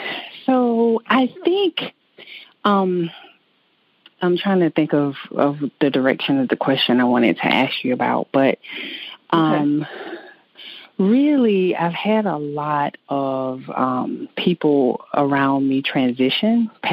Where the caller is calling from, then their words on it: South Carolina, United States; I'm actually in South Carolina.